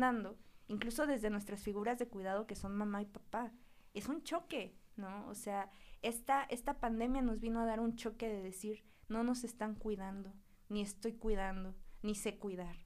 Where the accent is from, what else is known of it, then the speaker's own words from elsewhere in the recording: Huauchinango, Puebla, Mexico; yo soy de Huachinango, que es un lugar que está pegadito a Veracruz